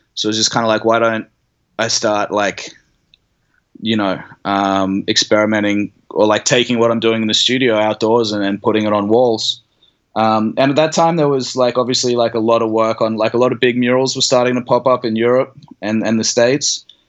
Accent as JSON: {"language": "English", "town": "Brisbane", "region": "Queensland", "country": "Australia", "tie": "born or raised there", "also_born_or_lived": "Sydney", "said": "I grew up in Brisbane"}